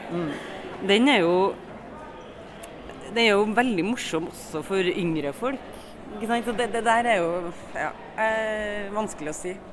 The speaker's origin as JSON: {"language": "Norwegian", "town": "Trondheim", "region": "Trøndelag", "country": "Norway", "said": "Jeg er fra Trondheim."}